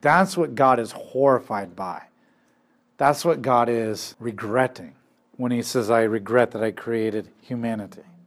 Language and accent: English; United States; My identity, I'm not an American first and foremost